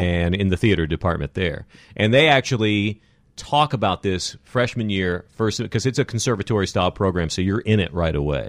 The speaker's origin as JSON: {"language": "English", "region": "West Texas", "country": "United States", "tie": "born or raised there", "also_born_or_lived": "San Francisco Bay Area", "moved": "yes", "lives_now": "Southern California, United States", "said": "I grew up in West Texas"}